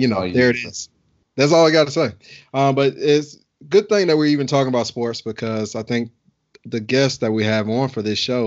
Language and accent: English; Alabama, United States; moved away; also born or lived in Atlanta; But I'm from Alabama. Everybody who know me, I'm really a Southern boy from Alabama